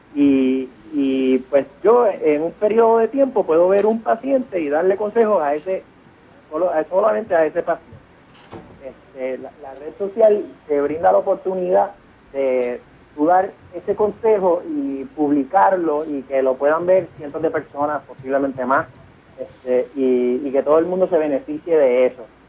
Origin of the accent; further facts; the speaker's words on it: Puerto Rico; moved away as an adult; now in New York, United States; yo soy puertorriqueño, estudié en la Escuela de Medicina de la Universidad de Puerto Rico